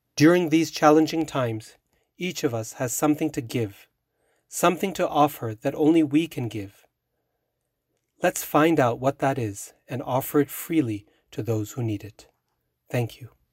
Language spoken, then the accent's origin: English; Boise, Idaho, United States; now in Utah, United States; I grew up in Boise, Idaho